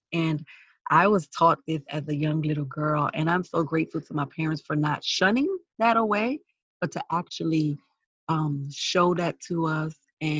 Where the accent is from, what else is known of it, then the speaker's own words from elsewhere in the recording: New York City, New York, United States; I am Garifuna American. I was born, you know, in the Bronx, New York, to Garifuna parents who are from Honduras. The Garifuna people are a mixture of Arawak Indian and West African.